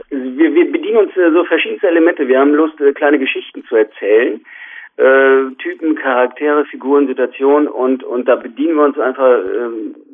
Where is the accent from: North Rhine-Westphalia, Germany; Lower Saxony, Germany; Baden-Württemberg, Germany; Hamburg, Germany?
North Rhine-Westphalia, Germany; Minden; aus Minden, das ist also ja. quasi der nordöstlichste Zipfel von Westfalen, wird nur umrundet von Niedersachsen.